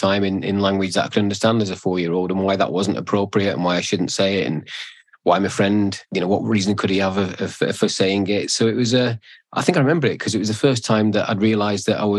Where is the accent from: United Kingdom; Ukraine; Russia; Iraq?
United Kingdom; Bolton, North West England; I grew up in Bolton